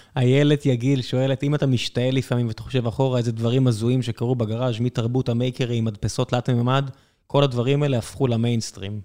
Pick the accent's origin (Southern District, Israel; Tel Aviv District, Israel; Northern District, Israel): Southern District, Israel; Beersheba; אני גדלתי באר שבע